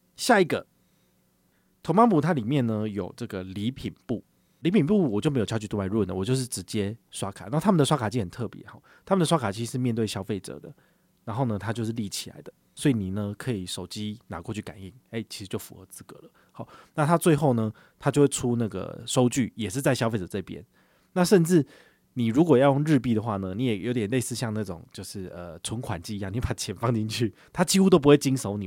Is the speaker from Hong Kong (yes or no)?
no; Taiwan; 对于我们台湾人来讲